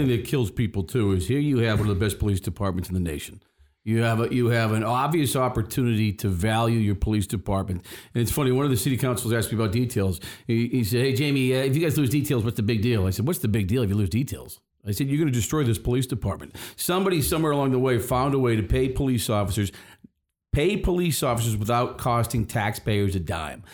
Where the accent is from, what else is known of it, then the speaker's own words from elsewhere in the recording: Boston, Massachusetts, United States; We are from Boston. We grew up in the city